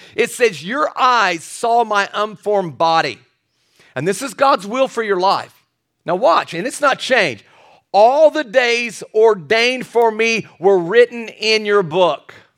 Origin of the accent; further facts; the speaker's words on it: Kentucky, United States; I was born and raised in Kentucky